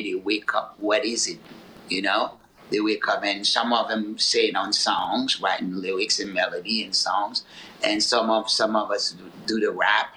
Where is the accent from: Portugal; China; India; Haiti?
Haiti; moved away; also born or lived in Newark, New Jersey, United States; I grew up in Haiti